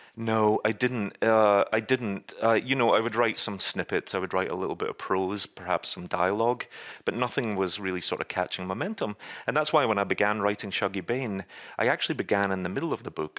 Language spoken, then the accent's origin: English; Scotland, United Kingdom; moved away as an adult; now in New York, United States; as a Scotsman